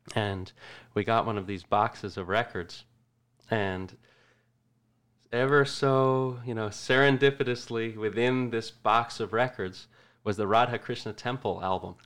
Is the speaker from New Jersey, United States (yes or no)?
yes; Middletown, New Jersey, United States; I grew up, Middletown, New Jersey